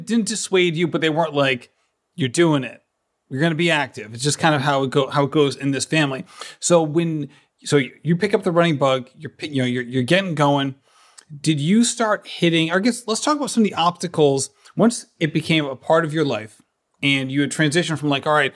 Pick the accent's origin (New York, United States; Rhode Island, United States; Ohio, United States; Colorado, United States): Rhode Island, United States; Barrington; I'm actually from a little town